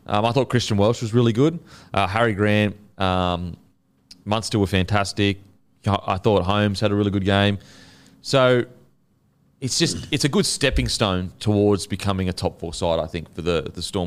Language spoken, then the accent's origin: English; Queensland, Australia; as a Queenslander